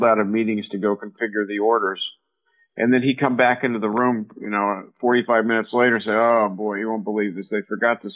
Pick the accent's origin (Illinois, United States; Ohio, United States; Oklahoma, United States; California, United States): California, United States; Silicon Valley; I grew up here in Silicon Valley